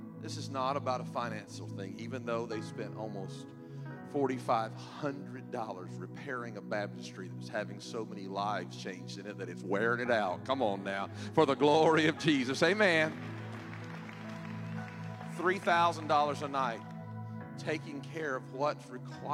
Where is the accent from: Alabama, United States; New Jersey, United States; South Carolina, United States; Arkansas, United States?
South Carolina, United States; moved away; I'm from South Carolina, too.